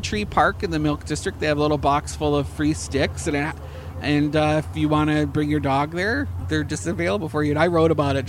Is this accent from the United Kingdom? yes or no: no; Canada; now in Florida, United States; I'm from Canada, where it's almost like the UK.